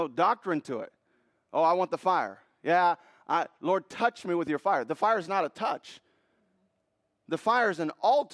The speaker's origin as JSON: {"language": "English", "country": "Puerto Rico", "tie": "born or raised there", "moved": "yes", "lives_now": "United States", "said": "I was born in Puerto Rico. Puerto Ricans are very proud to be Puerto Rican."}